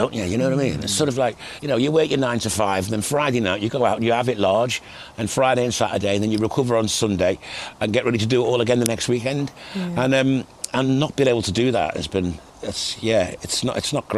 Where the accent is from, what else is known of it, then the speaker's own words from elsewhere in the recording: Liverpool, North West England, United Kingdom; I kind of had a different musical journey than a lot of my contemporaries growing up in Liverpool at the time